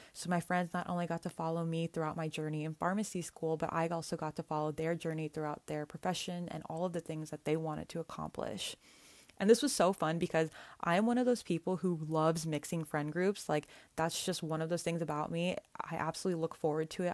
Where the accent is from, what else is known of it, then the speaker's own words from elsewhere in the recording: Northern California, United States; my hometown in Northern California